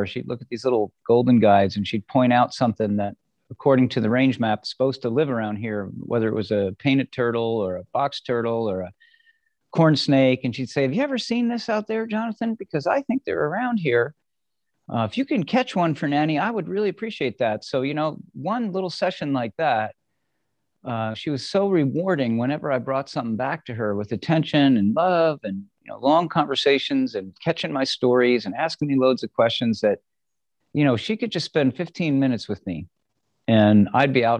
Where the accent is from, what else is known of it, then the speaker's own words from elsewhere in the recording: Red Bank, New Jersey, United States; I was born in 1960 in New Jersey, in a little town called Red Bank, a little city.